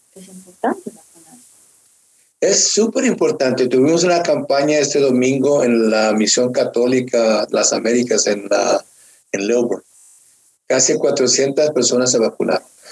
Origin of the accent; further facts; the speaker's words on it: Mexico; now in Norcross, United States; siendo yo mexicano